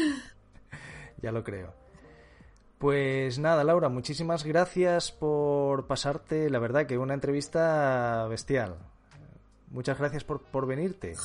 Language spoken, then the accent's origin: Spanish; Asturias, Spain; moved away as an adult; now in Madrid, Spain; yo soy asturiano